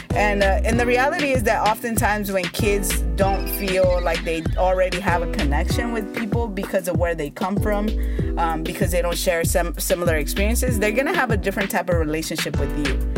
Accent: United States; first language Spanish; English is a second language; i'm an immigrant i was primarily raised in the united states um, i came when i was like three years old

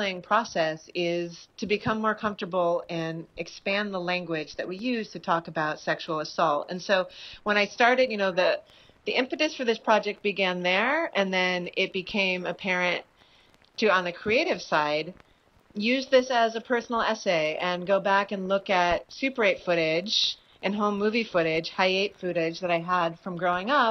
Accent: Berkeley, California, United States; now in New York, United States; I grew up in Berkeley, California, and now I live in New York

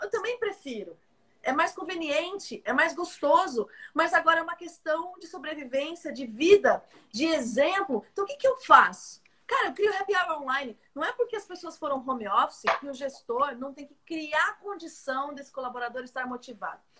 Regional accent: Brazil; nós brasileiros

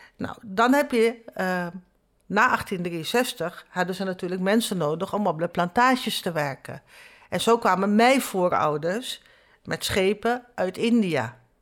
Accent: Nieuw Nickerie, Nickerie, Suriname; now in Netherlands; Ik kom uit Nieuw-Nikeri, dat is mhm. zeg maar eh, het tweede stadje.

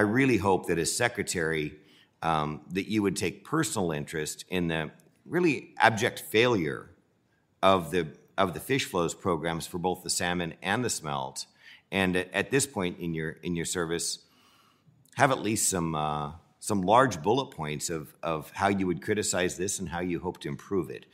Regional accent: Central Valley, California, United States; I'm from California. It's no secret I'm from the Central Valley

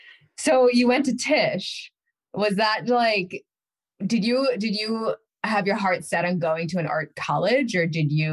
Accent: Needham, Massachusetts, United States; also born or lived in Newton; I was originally from Needham and then I lived in Newton for several years.

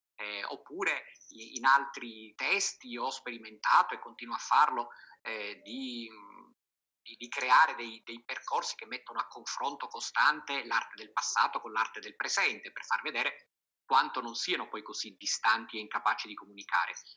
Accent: Sicily, Italy; la mia terra, la Sicilia

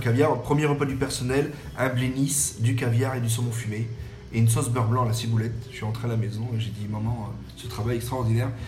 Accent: French Riviera, Provence-Alpes-Côte d'Azur, France; also born or lived in Le Mans; now in Périgueux, France; je suis né au Mans. Donc quand j'ai ah, une année à peu près, je suis resté parce que mes parents sont sur la côte d'Azur. Donc en fait, j'ai été élevé beaucoup en Méditerranée

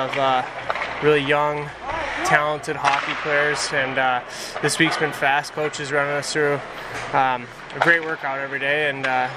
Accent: Detroit, Michigan, United States; moved away; I'm from Detroit

